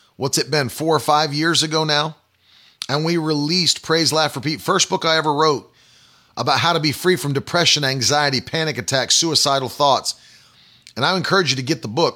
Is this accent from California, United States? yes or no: no; West Virginia, United States; In the public school that I attended, the high school in West Virginia